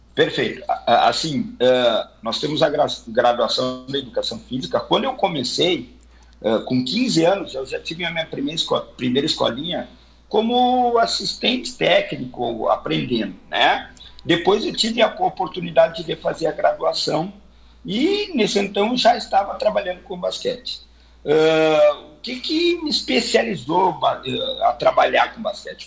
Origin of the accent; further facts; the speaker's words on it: Santana do Livramento, Rio Grande do Sul, Brazil; also born or lived in Santa Maria; não, não sou natural de Santa Maria, sou natural de Santana do Livramento